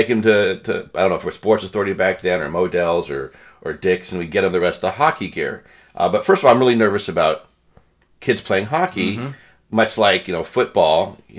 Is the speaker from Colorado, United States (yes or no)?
yes; Colorado, United States; moved away as an adult; now in New Jersey, United States; I grew up in Colorado